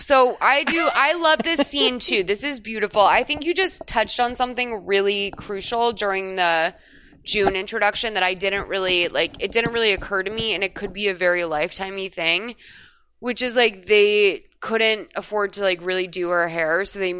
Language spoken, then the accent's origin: English; Ireland; I'm Irish. Like, no. And I don't think I was part of the Irish mob for sure.